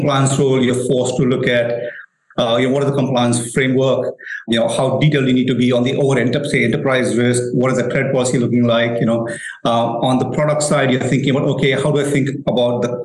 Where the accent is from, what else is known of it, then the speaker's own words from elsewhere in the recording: India; moved away as an adult; also born or lived in United States / Pune; Born and raised in India